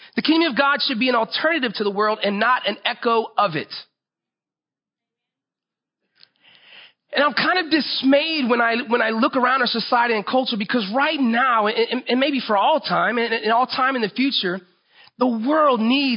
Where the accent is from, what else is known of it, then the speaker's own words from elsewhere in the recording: Florida, United States; I grew up in Florida.